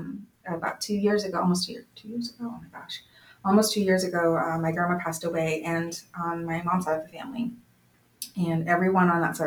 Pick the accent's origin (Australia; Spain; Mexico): Mexico; born there; is whenever it comes up in conversation that I was born in Mexico, I feel like the urge really quickly to be like, oh, I'm a citizen.